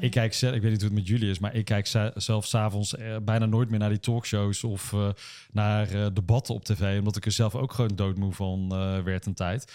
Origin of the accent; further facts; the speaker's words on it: Uden, North Brabant, Netherlands; moved away as an adult; now in Nijmegen, Netherlands; ons mooie dorp in Brabant